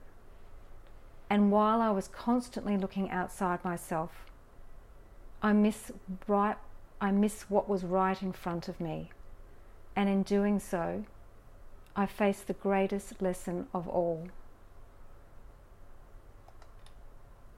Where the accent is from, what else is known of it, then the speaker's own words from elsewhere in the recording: Australia; Growing up in Australia